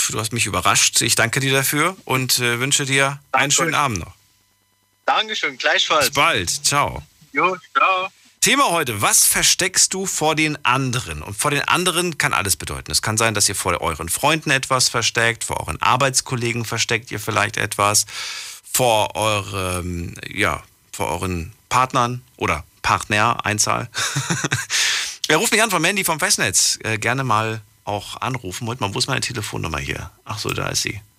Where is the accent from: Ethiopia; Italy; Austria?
Ethiopia; now in Koblenz, Germany; Ja, ich komme aus Äthiopien.